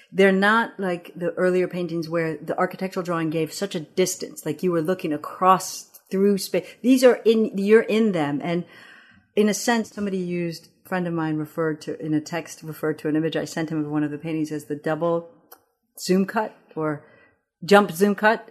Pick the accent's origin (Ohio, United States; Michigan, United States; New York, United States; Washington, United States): Michigan, United States; East Lansing; first language Amharic; English is a second language; also born or lived in Addis Ababa, Ethiopia; I grew up in East Lansing, Michigan